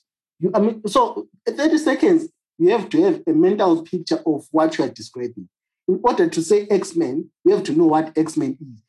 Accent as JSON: {"language": "English", "town": "Cholocho", "country": "Zimbabwe", "tie": "born or raised there", "said": "I grew up in Cholocho."}